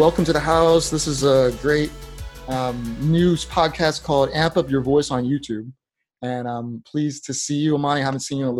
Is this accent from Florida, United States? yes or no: yes; Tampa, Florida, United States; moved away; I'm from originally from Tampa. I grew up over there.